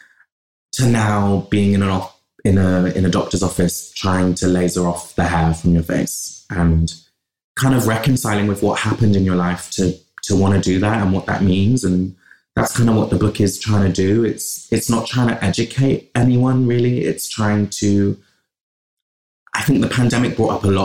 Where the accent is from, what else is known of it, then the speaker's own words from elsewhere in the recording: Bristol, South West England, United Kingdom; accent: West Country; also born or lived in London; I grew up in Bristol